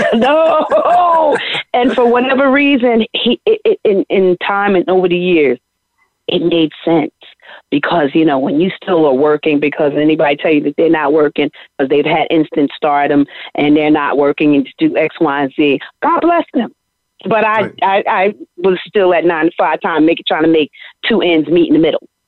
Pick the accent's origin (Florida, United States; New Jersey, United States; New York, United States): New Jersey, United States; East Orange; I'm very proud of my hometown, East Orange.